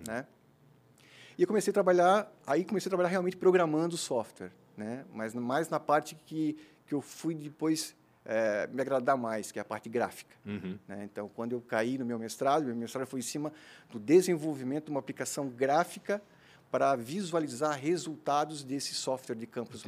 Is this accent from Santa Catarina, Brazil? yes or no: yes; Blumenau, Santa Catarina, Brazil; also born or lived in Gaspar / Florianópolis; eu nasci em Gaspar, né? Uhum. Fiz todos os meus estudos aqui em Blumenau. Né? Eu vim para cá fazer minha quinta série no Santo Antônio, fiquei até o terceirão aqui